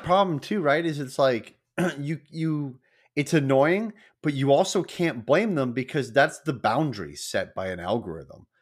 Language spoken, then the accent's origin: English; United States; I'm American